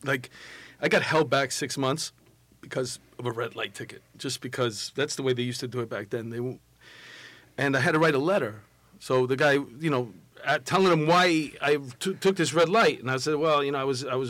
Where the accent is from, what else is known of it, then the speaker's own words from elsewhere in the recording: New York City, New York, United States; I grew up in Astoria